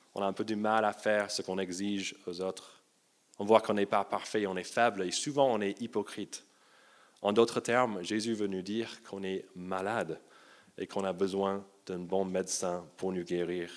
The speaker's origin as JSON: {"language": "French", "country": "United States", "tie": "born or raised there", "moved": "yes", "said": "j'ai grandi aux États-Unis"}